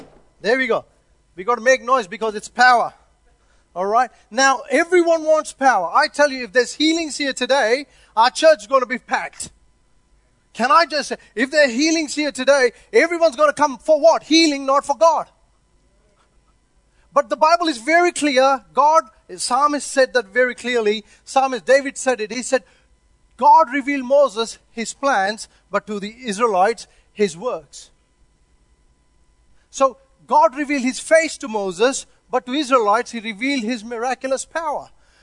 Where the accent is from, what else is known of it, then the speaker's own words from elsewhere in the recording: India; also born or lived in Christchurch, New Zealand; now in Auckland, New Zealand; I come from India